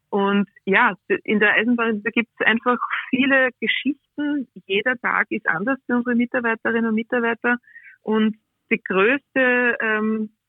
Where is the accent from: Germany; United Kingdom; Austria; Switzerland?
Austria; Liezen, Styria; dass mein Opa extra von Rottenmann nach Liezen, ich bin aus Liezen, okay. gefahren